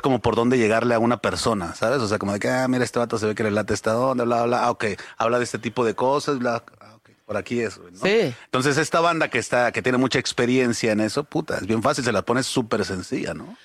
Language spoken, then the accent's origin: Spanish; Mexico; tenemos como mexicanos